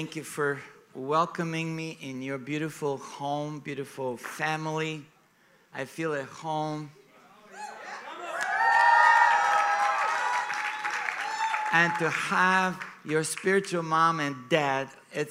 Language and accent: English; Sofia, Sofia City, Bulgaria; moved away as an adult; also born or lived in Hollywood; I was born in Bulgaria. I actually flew from Sofia, from my hometown, yesterday.